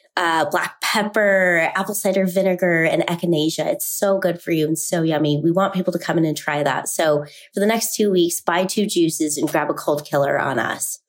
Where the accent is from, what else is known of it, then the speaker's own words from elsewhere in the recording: Salt Lake City, Utah, United States; moved away as an adult; I was born and raised in Salt Lake City